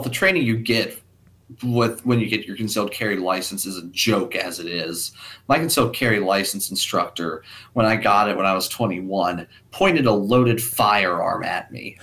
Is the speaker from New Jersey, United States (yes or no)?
no; Kentucky, United States; my home state of Kentucky